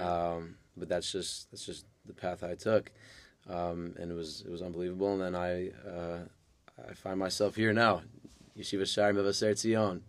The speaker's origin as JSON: {"language": "English", "town": "New York City", "region": "New York", "country": "United States", "tie": "born or raised there", "also_born_or_lived": "Manhasset, New York / Lawrence, New York", "said": "I grew up in Far Rockaway. I was born in Manhasset"}